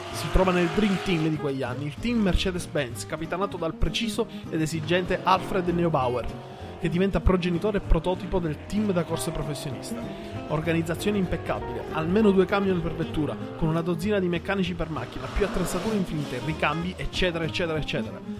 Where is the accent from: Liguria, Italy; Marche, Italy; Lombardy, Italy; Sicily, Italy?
Sicily, Italy; essendo siciliano delle zone della Targa Florio